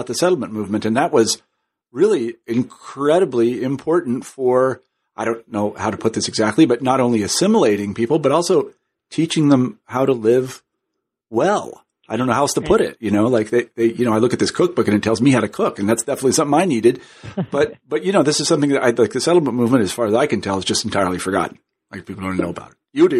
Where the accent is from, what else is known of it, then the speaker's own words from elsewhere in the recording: Kansas, United States; which I'm happy to say as a Kansan, Speaker, I'm from Kansas, so that's good for Kansas.